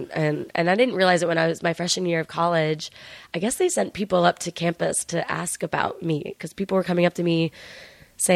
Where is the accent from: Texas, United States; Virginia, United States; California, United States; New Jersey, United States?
Virginia, United States; Northern; So I grew up there probably from 5 years old on. I was in and around Northern Virginia